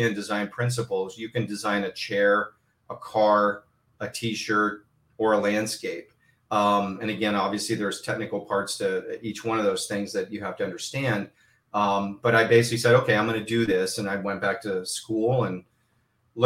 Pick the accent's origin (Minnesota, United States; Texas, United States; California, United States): California, United States; Southern; I grew up here in Southern California